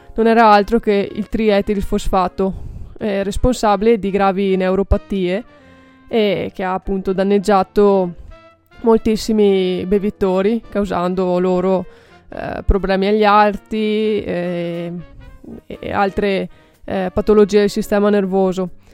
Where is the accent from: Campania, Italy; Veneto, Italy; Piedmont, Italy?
Veneto, Italy; Bassano del Grappa; io sono di Bassano del Grappa